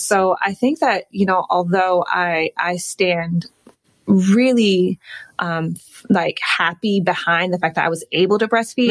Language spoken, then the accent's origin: English; Detroit, Michigan, United States; moved away as an adult; also born or lived in Chicago / New York; now in Los Angeles, United States; I'm from Detroit, mm-hmm. Um, born and raised